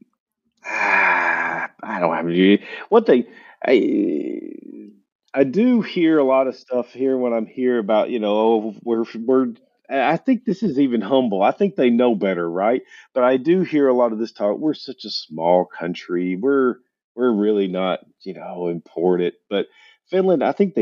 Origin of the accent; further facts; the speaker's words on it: United States; moved away; as an American